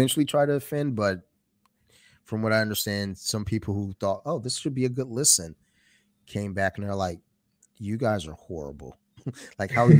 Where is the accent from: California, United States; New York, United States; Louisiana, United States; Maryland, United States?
Maryland, United States; Columbia; we grew up in Columbia, Maryland.